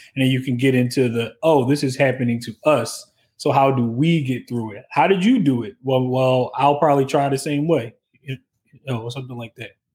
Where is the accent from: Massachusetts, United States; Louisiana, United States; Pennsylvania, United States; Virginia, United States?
Pennsylvania, United States; Philadelphia; I'm from West Philly